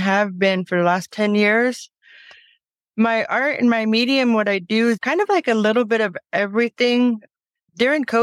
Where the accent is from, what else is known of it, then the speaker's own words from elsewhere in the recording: Plains, Montana, United States; now in Flathead Reservation, Montana, United States; I was born in Plains, Montana.